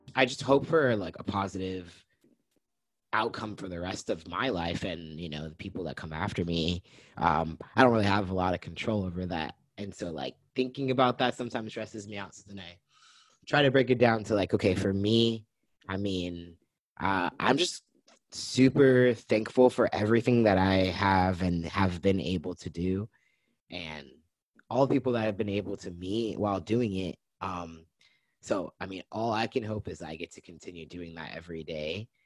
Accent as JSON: {"language": "English", "town": "Lompoc", "region": "California", "country": "United States", "tie": "born or raised there", "moved": "as an adult", "lives_now": "Portland, United States", "said": "I was born and raised in Santa Barbara, Lompoc, California, um, and I relocated here to Portland, Oregon in 2017"}